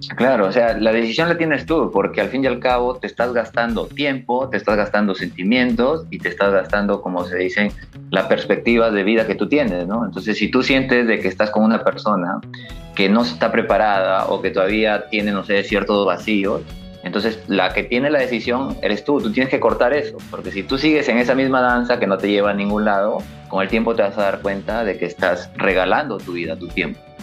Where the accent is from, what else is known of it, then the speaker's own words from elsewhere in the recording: Laredo, La Libertad, Peru; natural de Laredo, la ciudad dulce, siempre lo voy a mencionar porque orgulloso de mi ciudad, de mi pueblito